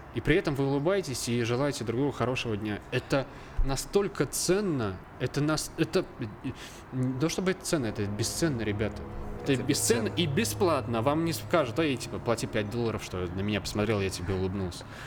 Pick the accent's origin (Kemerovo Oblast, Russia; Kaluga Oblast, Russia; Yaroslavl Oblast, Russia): Kaluga Oblast, Russia; Obninsk; я родился в городе Обнинске, Калужской ага. области